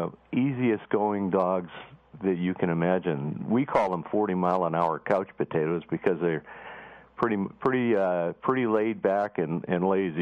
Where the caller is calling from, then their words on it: Boston, Massachusetts, United States; We're in Boston.